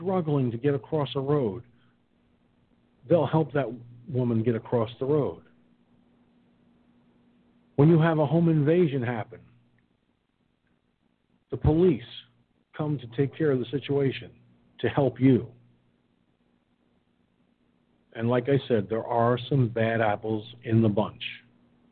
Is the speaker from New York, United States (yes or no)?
yes; Peekskill, New York, United States; my hometown of Peekskill, New York